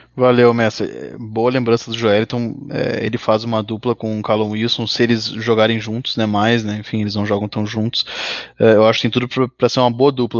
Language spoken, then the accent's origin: Portuguese; Gaúcho, Rio Grande do Sul, Brazil; now in São Paulo, Brazil; como gaúcho radicado em São Paulo